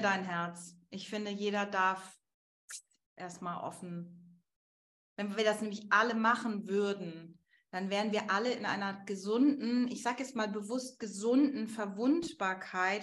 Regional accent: Germany

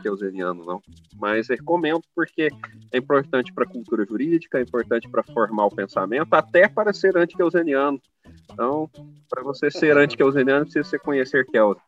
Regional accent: Araguari, Minas Gerais, Brazil; Eu sou de Araguari, Minas Gerais, é uma cidade de 120 mil habitantes aqui no Triângulo Mineiro, Araguari.

